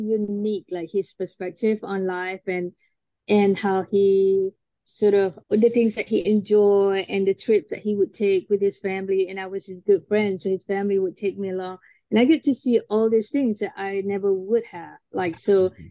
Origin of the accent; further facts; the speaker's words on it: Malaysia; moved away as an adult; now in United States; I'm from Malaysia